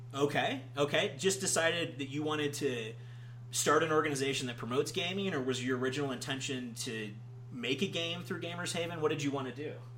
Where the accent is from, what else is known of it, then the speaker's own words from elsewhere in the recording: Georgia, United States; I'm from Georgia